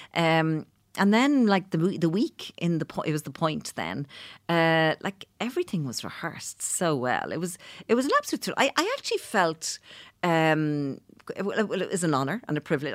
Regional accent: Dublin, Leinster, Ireland; I'm from Clondalkin

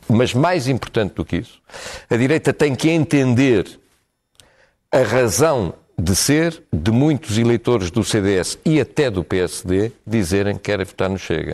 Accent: Portugal; o país onde nasci

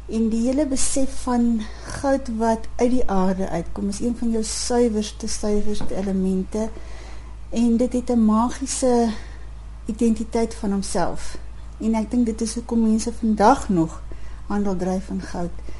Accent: South Africa; ek is 'n Suid-Afrikaner

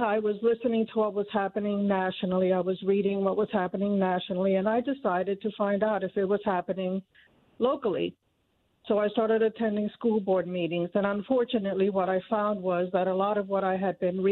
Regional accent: Cuba; now in Noblesville, United States; my parents emigrated from Cuba. I was born in Cuba, and they brought my brother and I here

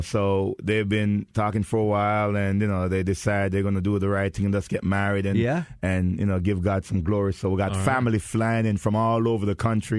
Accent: Jamaica; now in Fort Lauderdale, United States; I'm Jamaican, not Jerseyan

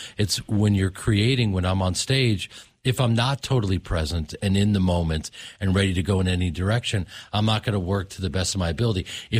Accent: Chicago, Illinois, United States; I grew up in Chicago right next to you guys.

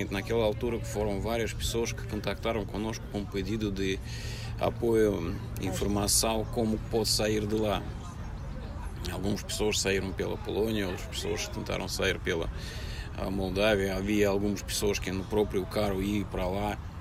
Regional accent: Russia; Portuguese is a second language; moved away as an adult; now in Portugal; Se vocês perguntam se eu sou russo, sim, eu sou russo.

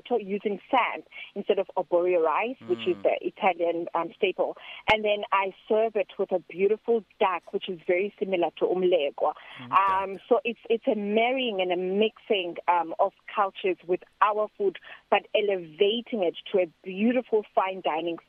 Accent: South Africa; I'm from South Africa.

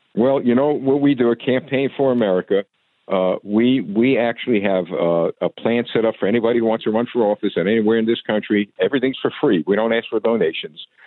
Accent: United States; as American citizens

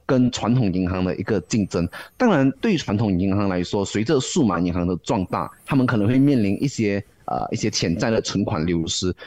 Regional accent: Malaysia; 对于我们马来西亚人来说

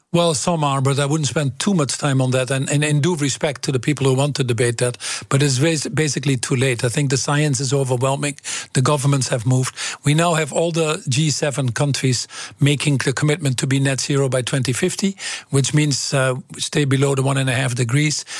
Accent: Twente, Overijssel, Netherlands; English is a second language; moved away as an adult; I came from Twente

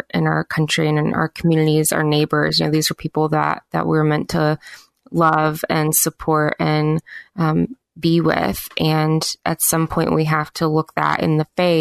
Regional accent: the South, United States; where I live in the South and where I grew up in the South

